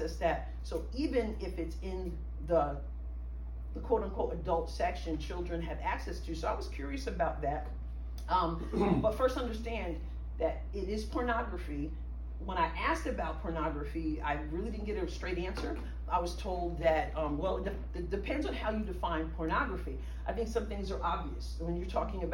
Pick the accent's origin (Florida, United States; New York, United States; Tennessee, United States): New York, United States; now in Cape Girardeau, United States; I am originally from New York